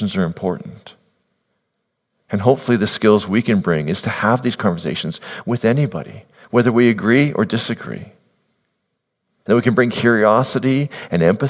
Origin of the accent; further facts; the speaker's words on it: Netherlands; now in Canada; I'm from the Netherlands